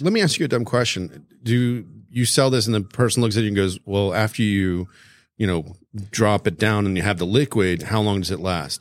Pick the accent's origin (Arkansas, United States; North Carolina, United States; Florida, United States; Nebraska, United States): Florida, United States; South; I grew up in South Florida